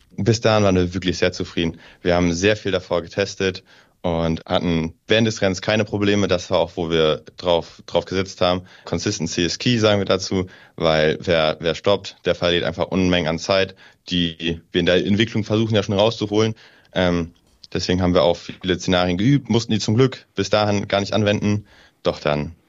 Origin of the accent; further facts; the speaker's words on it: Northern Germany, Germany; now in Aachen, Germany; Ich komme oben aus dem Norden.